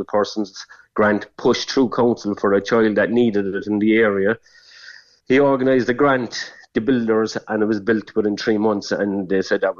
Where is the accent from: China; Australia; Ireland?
Ireland; I'm from Groundwater all my life.